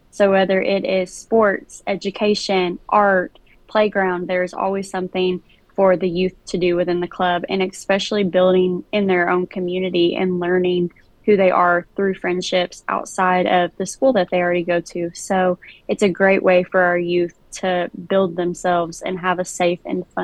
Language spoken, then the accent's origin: English; Smyrna, Tennessee, United States; I am from Smyrna.